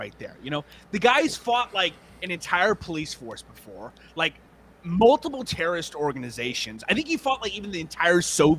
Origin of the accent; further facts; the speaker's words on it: Charleston, South Carolina, United States; I was born in Charleston, South Carolina.